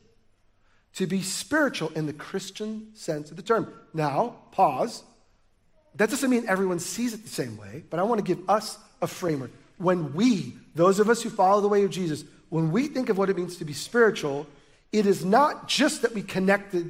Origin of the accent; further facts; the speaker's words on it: United States; We're American